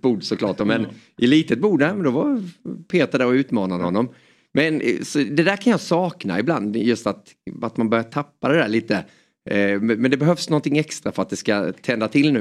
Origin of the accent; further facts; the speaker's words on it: Småland, Sweden; accent: Småland dialect; also born or lived in Hjärup, Skåne; vi flyttade därifrån när jag var bara några månader då så det står att jag är skåning men jag har ju småländskan